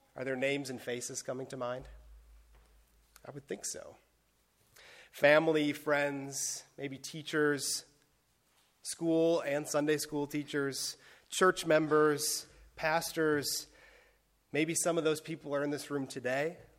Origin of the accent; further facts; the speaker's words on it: Wisconsin, United States; moved away as an adult; now in Bethlehem, United States; growing up in Wisconsin, I had never seen the town in which I live host a race like this